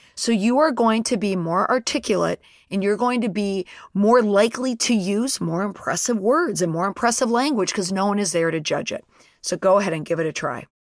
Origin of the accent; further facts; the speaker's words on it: Saint Paul, Minnesota, United States; I am from Senator Klobuchar's home state of Minnesota